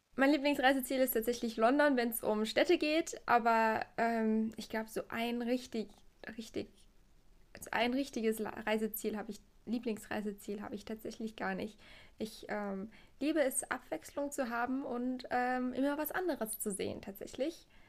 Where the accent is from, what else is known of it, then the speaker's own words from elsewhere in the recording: Trier, Rhineland-Palatinate, Germany; ich komme hier aus der Gegend von Trier